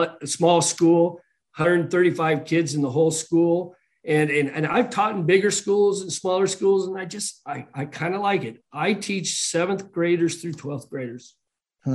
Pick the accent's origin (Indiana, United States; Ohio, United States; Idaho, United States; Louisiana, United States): Idaho, United States; Moscow; moved away as an adult; also born or lived in Middleton, Idaho; Moscow, Idaho is my hometown